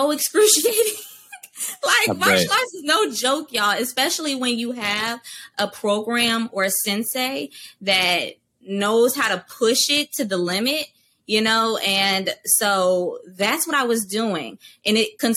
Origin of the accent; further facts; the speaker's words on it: Durham, North Carolina, United States; I'm from Durham, North Carolina. And in high school, I was known for dance and theater